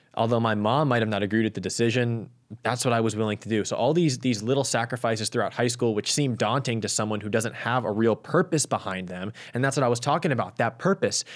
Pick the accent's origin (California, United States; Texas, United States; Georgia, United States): California, United States; Los Angeles; my hometown, home city, at L A twenty-eight